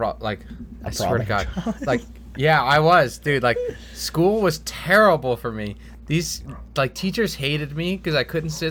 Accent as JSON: {"language": "English", "town": "North Bergen", "region": "New Jersey", "country": "United States", "tie": "born or raised there", "said": "I was born in North Bergen, baby. Bergen, New Jersey"}